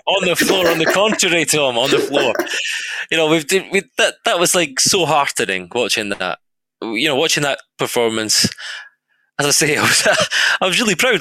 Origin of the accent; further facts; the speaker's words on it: Scotland, United Kingdom; I'm Scottish.